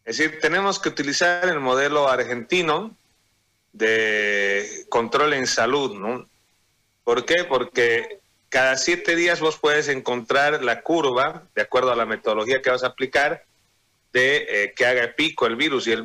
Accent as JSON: {"language": "Spanish", "town": "Sucre", "region": "Chuquisaca", "country": "Bolivia", "said": "yo soy de Sucre y mi tío fue dirigente de los petroleros y yacimientos petroleros."}